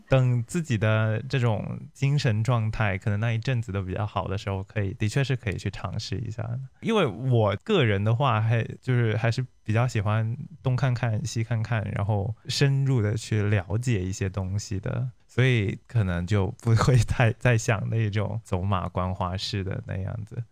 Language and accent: Chinese; Guangdong, China; 广东人是一定要有绿叶菜的